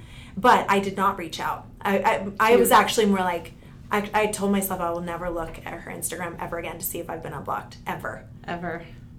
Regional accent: East Coast, United States; moved away; I grew up on the East Coast, and like I have a lot of friends that are still there

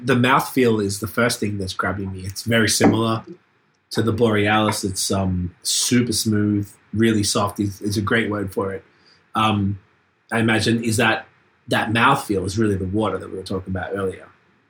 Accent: Australia; now in Canada; I'm from Australia. I live here.

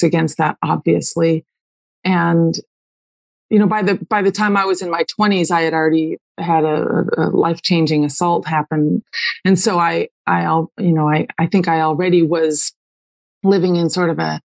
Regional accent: Malibu, California, United States; I grew up way out on Point Doom in Malibu

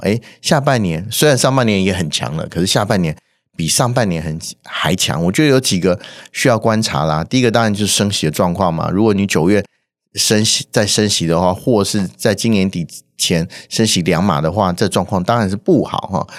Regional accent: Taiwan; 我们台湾人还有感到贡献的

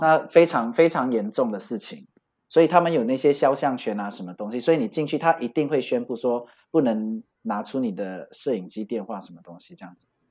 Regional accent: Malaysia; moved away as an adult; also born or lived in Bali, Indonesia; now in Paris, France; 因为我是马来西亚人，那我们这边就叫假斗

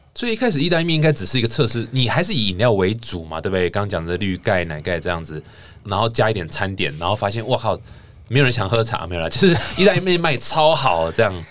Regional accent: Taichung, Taiwan; moved away; 我台中人嘛

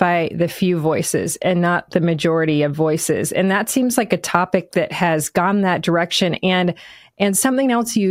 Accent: Michigan, United States; I am obviously from Michigan

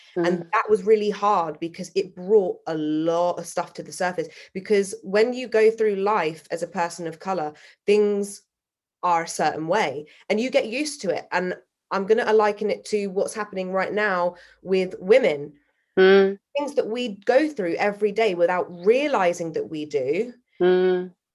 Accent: Salisbury, South West England, United Kingdom; now in London, United Kingdom; I was brought up in Salisbury, which is a very white, middle class um, city, the size of a town

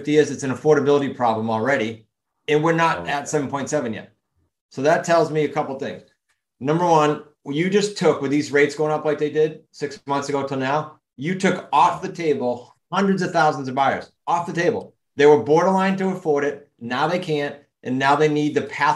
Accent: New England, United States; accent: New England; my accent in New England

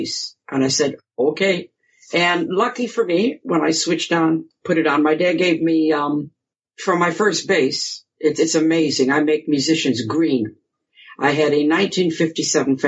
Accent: Grosse Pointe Woods, Michigan, United States; accent: American; moved away as an adult; now in England; I was born and raised in Grosse Pointe Woods, you know, suburb, and then we moved to Grosse Pointe Farms when I was about 14

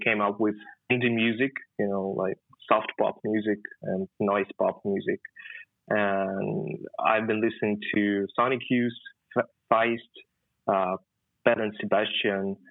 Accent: Khabarovsk, Khabarovsk Krai, Russia; moved away as an adult; now in Moscow, Russia; I'm from Khabarovsk, and it's 7,000 kilometers far away from Moscow.

